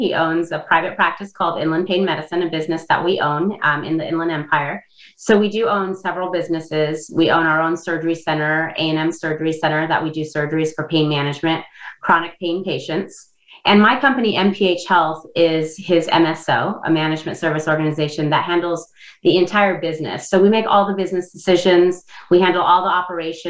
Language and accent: English; Indonesia; English is a second language; now in United States; I came from Indonesia. I was born and raised there, and I didn't learn to speak English until I was at a later time in my life.